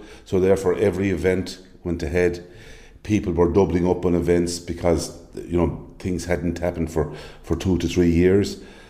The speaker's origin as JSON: {"language": "English", "region": "County Clare", "country": "Ireland", "also_born_or_lived": "Dublin 15", "moved": "yes", "lives_now": "Dublin, Ireland", "said": "I'm originally from Clare."}